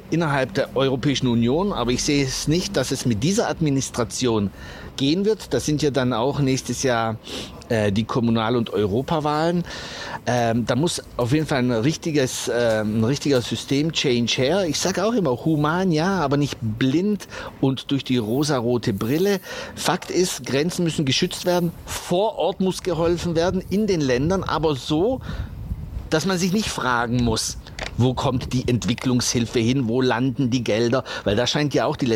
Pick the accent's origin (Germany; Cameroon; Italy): Italy; Migration ist schön, Interkulturalität ist schön, ich stehe dazu, bin ja selber Italiener